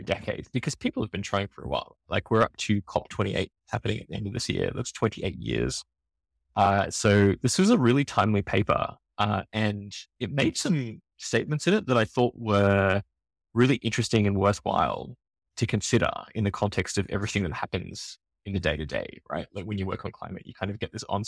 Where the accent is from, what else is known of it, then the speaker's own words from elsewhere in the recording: Australia; accent: Australian; I come from Australia, you can tell from my accent